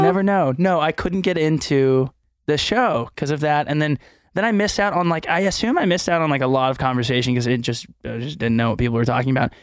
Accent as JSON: {"language": "English", "town": "Houston", "region": "Texas", "country": "United States", "tie": "born or raised there", "also_born_or_lived": "Austin, Texas", "moved": "yes", "said": "growing up in Texas"}